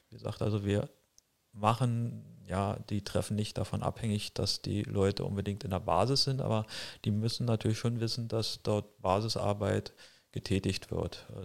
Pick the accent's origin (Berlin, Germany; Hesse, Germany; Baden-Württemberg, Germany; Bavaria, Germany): Berlin, Germany; Ich bin aus Berlin.